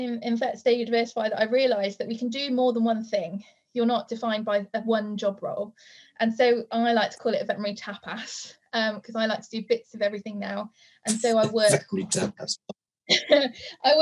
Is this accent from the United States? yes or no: no; South Wales, United Kingdom; growing up in South Wales, rural community is really, really important to me